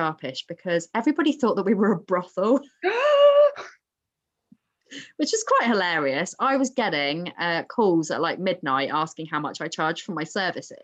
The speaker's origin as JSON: {"language": "English", "town": "Southampton", "region": "South East England", "country": "United Kingdom", "said": "I'm from Southampton."}